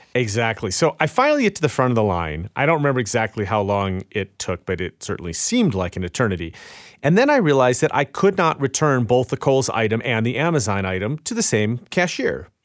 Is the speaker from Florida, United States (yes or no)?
no; Chicago, Illinois, United States; it was in my hometown of Chicago